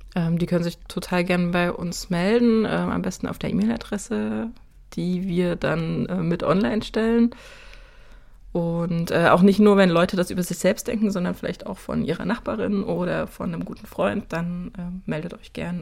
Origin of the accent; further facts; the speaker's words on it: Saxony, Germany; moved away as an adult; Ich wohne seit äh, 2007 nicht mehr in Sachsen, bin, bin damals weggezogen für den ersten Job, den ich hatte